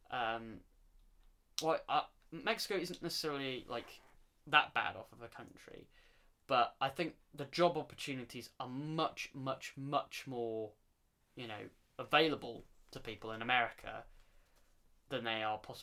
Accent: England, United Kingdom; I'm English

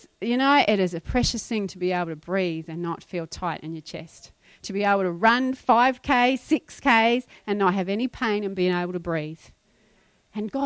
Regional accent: New Zealand; moved away; When I was growing up in New Zealand, if you left your shoes in the cupboard for more than a week, they would go moldy

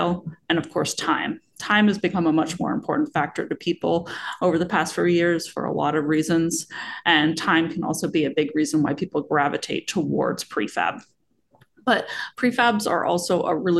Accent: Pacific Northwest, Washington, United States; I was born and raised here and love the Pacific Northwest

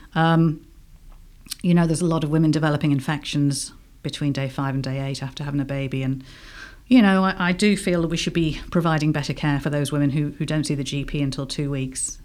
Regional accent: England, United Kingdom; accent: English; now in Ireland; I obviously I've got an English accent. I'm British originally

